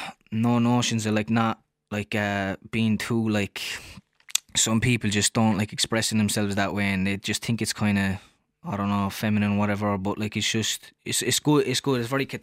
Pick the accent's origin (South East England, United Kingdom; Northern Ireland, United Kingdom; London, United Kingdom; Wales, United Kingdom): Wales, United Kingdom; I grew up in Cardhaven, which is kind of like a middle class neighbourhood, but then I was working class, my family was working class